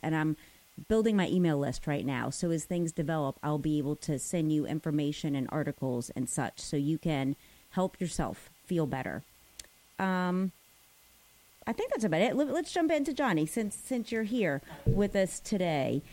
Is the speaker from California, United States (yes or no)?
no; New Orleans, Louisiana, United States; I know the doctor that birthed me. Also, I still see him in New Orleans.